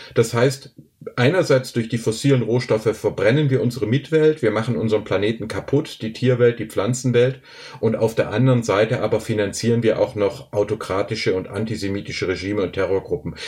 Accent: Filderstadt, Baden-Württemberg, Germany; ich wachs hier im Schwäbischen in einem kleinen Dorf auf

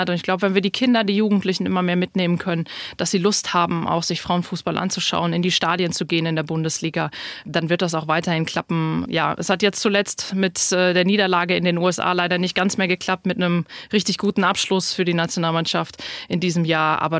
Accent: North Rhine-Westphalia, Germany; moved away; was mir sehr schwer schwer gefallen ist, aus dem Sauerland wegzugehen, aus meiner Heimat.

